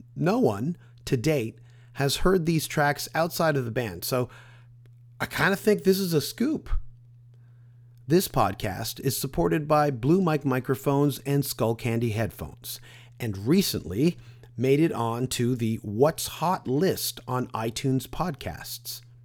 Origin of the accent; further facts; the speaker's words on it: Canada; as a Canadian